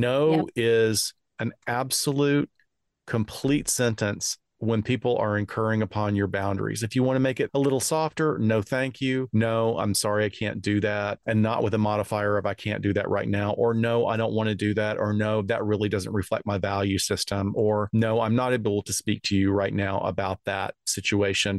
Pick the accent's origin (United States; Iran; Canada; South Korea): United States; North Alabama; I grew up in North Alabama